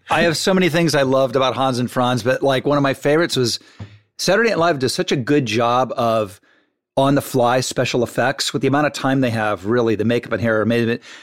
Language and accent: English; Malibu, California, United States; I grew up on Point Doom and Malibu